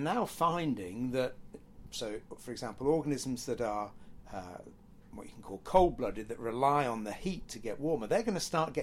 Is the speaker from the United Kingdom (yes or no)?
yes; Cheadle Hulme, North West England, United Kingdom; I grew up in Cheadle Hume, which is near Stockport